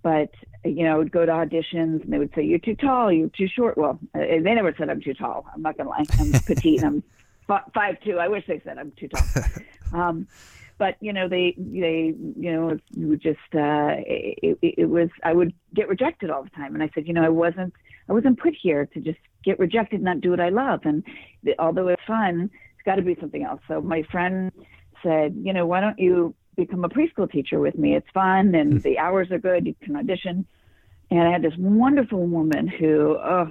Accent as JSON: {"language": "English", "town": "Los Angeles", "region": "California", "country": "United States", "tie": "born or raised there", "said": "I grew up in Los Angeles"}